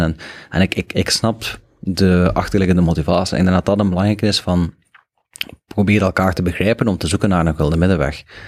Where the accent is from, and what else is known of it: Belgium